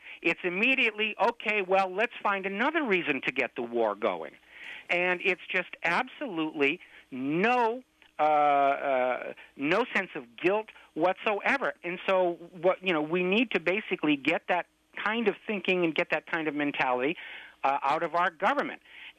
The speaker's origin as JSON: {"language": "English", "country": "United States", "said": "as an American"}